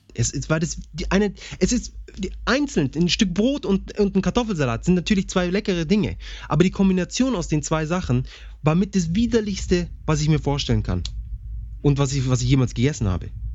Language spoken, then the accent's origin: German; Bavaria, Germany; wie man sie bei uns in Bayern nennt, Krapfen.